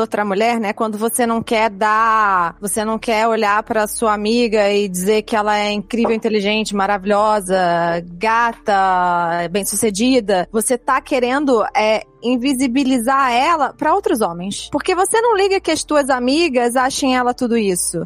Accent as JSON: {"language": "Portuguese", "region": "Rio de Janeiro", "country": "Brazil", "said": "eu sou do Rio"}